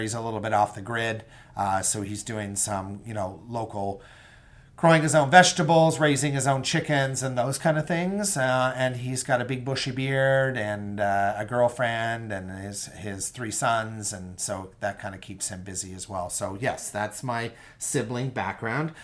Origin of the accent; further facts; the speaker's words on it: Bay Roberts, Newfoundland and Labrador, Canada; also born or lived in Calgary, Alberta / Edmonton, Alberta / St. John's, Newfoundland; I grew up in a small town, uh, called Bay Roberts, Newfoundland. And I lived in Bay Roberts till I was nineteen.